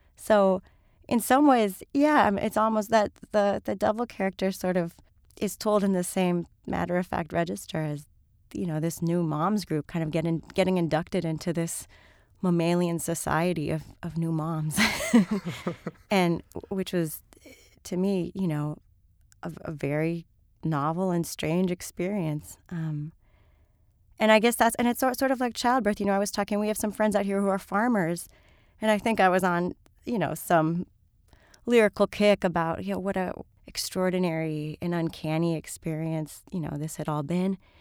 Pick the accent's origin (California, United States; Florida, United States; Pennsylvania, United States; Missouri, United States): Florida, United States; Miami; moved away; I grew up in Miami